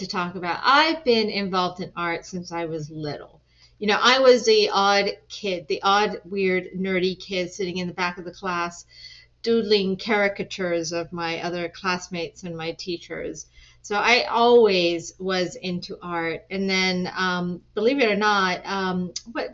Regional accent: Washington, District of Columbia, United States; also born or lived in England / East End, London / Pakistan (ancestry); grew up here in the DC area for most of my life.

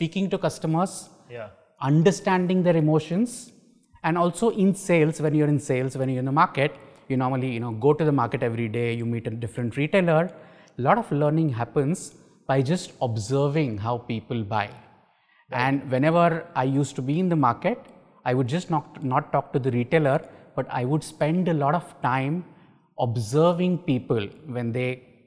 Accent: Mumbai, Maharashtra, India; also born or lived in Kerala; I was born and brought up in Mumbai, educated in Mumbai.

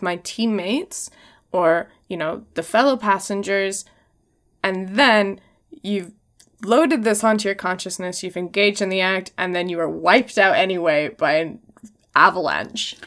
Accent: Washington, United States; I'm from Washington State

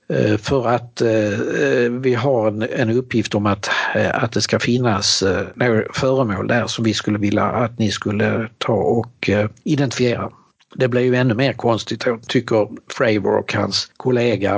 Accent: Helsingborg, Skåne, Sweden; born or raised there; also born or lived in Norrbotten; now in Eskilstuna, Sweden

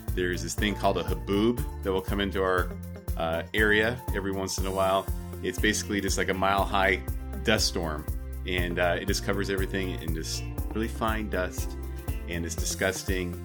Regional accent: United States; I'm from America

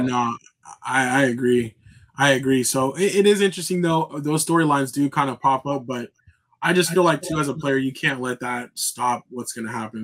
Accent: United States; growing up in America

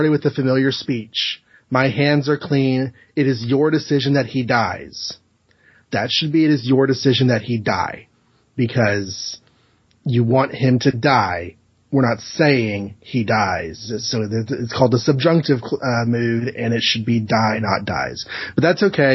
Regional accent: Texas, United States; I'm from Texas

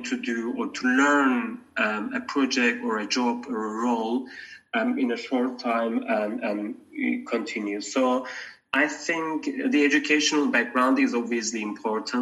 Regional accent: Turkey; moved away as an adult; also born or lived in London, United Kingdom; now in Geneva, Switzerland; I am from Turkey, and I studied my degrees, my first degrees in Turkey

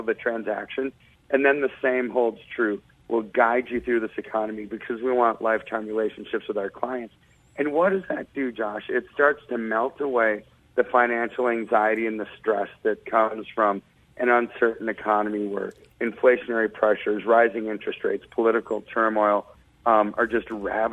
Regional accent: United States; I'm an American

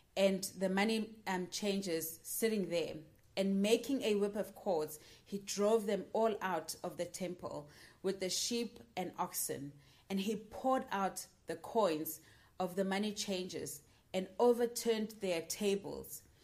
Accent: Johannesburg, Gauteng, South Africa; moved away as an adult; now in United Kingdom; I am from Johannesburg, South Africa, and I'm currently studying in the UK.

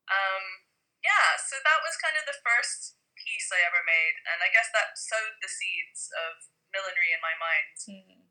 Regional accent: Hong Kong; moved away as an adult; now in London, United Kingdom; I grew up in Hong Kong

